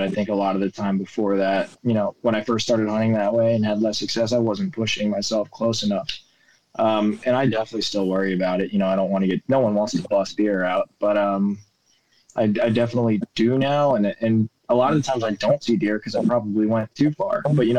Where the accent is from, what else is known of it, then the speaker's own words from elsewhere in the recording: New York, United States; The way I was brought up gun hunting in New York was most of it.